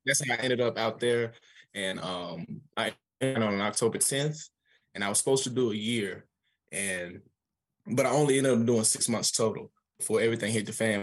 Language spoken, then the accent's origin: English; Atlanta, Georgia, United States; I'm from Atlanta, Georgia